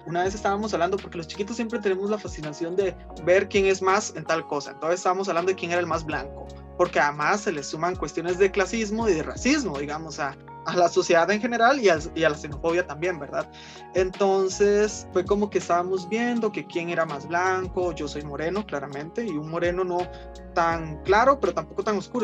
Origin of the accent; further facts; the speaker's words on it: Costa Rica; also born or lived in Nicaragua; yo hablaba como cualquier otro chiquito de, aquí, digamos, porque me crié aquí.